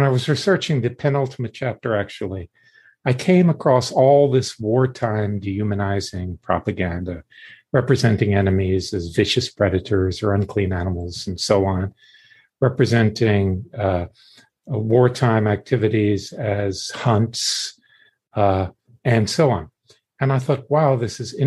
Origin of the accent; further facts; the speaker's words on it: South Florida, United States; also born or lived in New York City; I grew up in the Deep South in the 50s and 60s